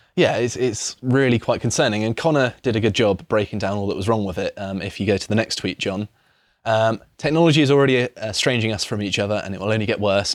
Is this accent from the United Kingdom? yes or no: yes; Devon, South West England, United Kingdom; moved away; I grew up in Devon